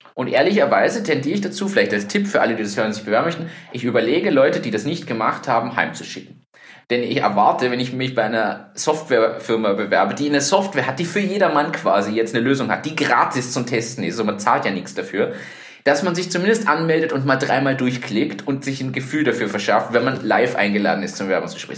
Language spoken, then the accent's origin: German; Germany; now in Austria; ich bin Deutscher